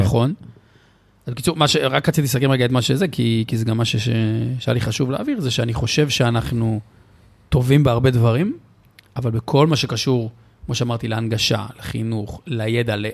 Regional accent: Israel; אנחנו ישראלים

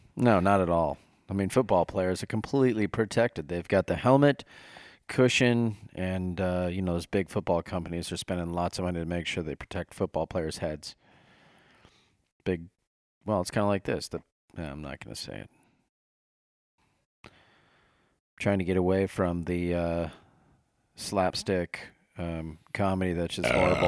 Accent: Nebraska, United States; I grew up in Nebraska

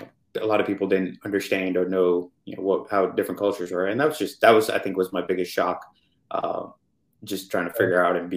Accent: India; knowing about, you know, where I grew up and even knowing Dubai at the time, but thinking, okay, hey, I'm Indian.

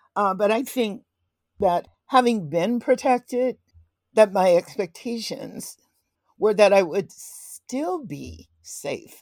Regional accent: Little Rock, Arkansas, United States; I was born in Little Rock, Arkansas in nineteen forty-one

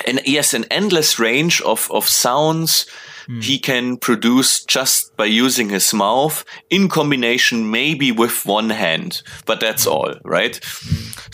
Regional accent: near Munich, Bavaria, Germany; close to my hometown

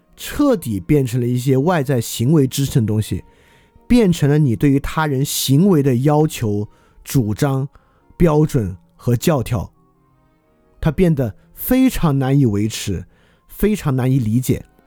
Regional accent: China; 所以我们中国人没有卖过黑奴，没有屠杀过印第安人，没有杀过犹太人

